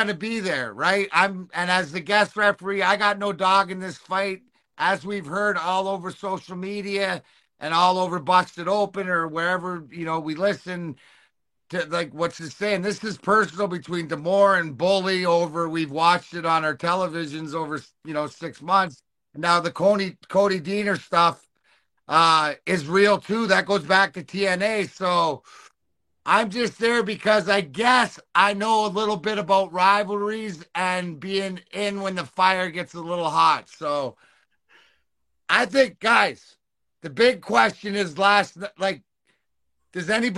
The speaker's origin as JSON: {"language": "English", "country": "Canada", "said": "I'm Canadian"}